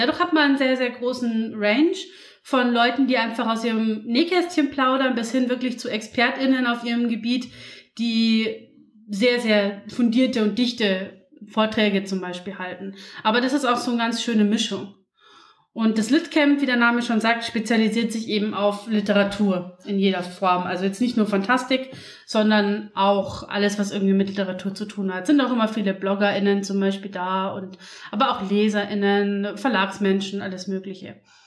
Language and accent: German; Passau, Bavaria, Germany; Ich bin ja in Passau aufgewachsen